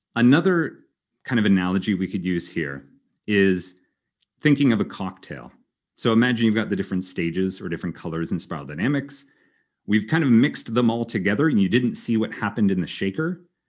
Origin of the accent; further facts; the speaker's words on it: Canada; moved away as an adult; also born or lived in Germany; now in Belgium; I am originally Canadian